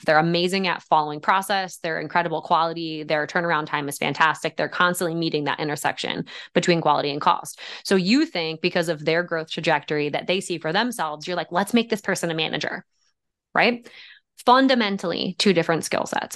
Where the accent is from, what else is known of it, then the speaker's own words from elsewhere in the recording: West Deptford, New Jersey, United States; also born or lived in Somers Point, New Jersey; now in Pocono Mountains, United States; I was born in Summers Point, New Jersey, and grew up just about an hour and twenty minutes west in West Upford, New Jersey, just outside of Philadelphia